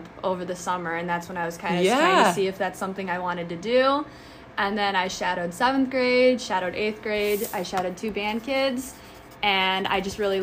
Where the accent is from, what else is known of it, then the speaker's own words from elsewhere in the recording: Burbank, United States; I grew up in Burbank all my life.